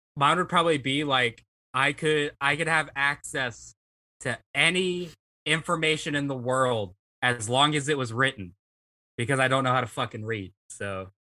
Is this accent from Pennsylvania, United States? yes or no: no; Mississippi, United States; I'm from Mississippi